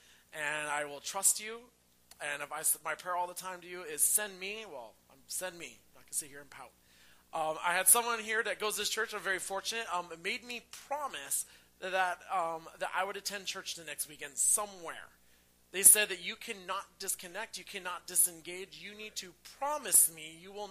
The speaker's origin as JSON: {"language": "English", "town": "Renton", "region": "Washington", "country": "United States", "tie": "born or raised there", "moved": "yes", "said": "I am a native of the Northwest. I am from Renton, Washington."}